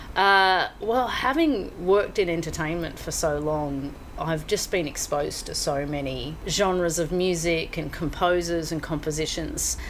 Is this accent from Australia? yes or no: yes; Mansfield, Victoria, Australia; moved away as an adult; also born or lived in London; now in Hong Kong; I grew up in the small town of Mansfield, which is in the okay. high country of Victoria